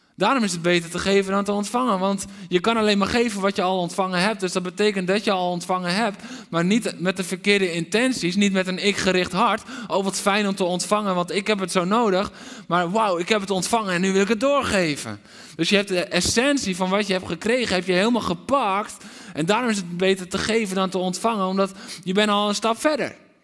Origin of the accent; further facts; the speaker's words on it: Netherlands; We zijn Nederlanders